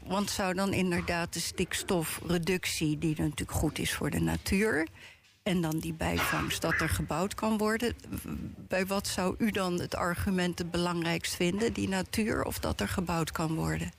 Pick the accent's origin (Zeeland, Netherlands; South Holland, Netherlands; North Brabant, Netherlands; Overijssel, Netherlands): South Holland, Netherlands; The Hague; ons als Hagenaar zelf